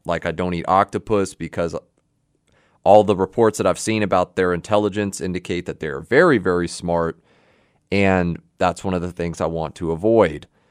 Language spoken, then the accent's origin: English; Houston, Texas, United States; I'm a native Texan. I was born right here in Houston